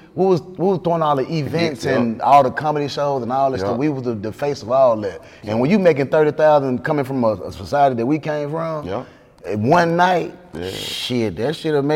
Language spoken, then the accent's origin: English; Memphis, Tennessee, United States; I'm from North Memphis, Smoky City.